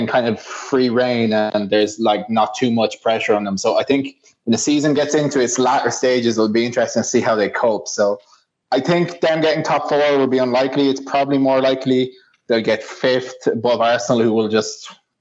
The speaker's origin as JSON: {"language": "English", "country": "Ireland", "said": "as an Irishman"}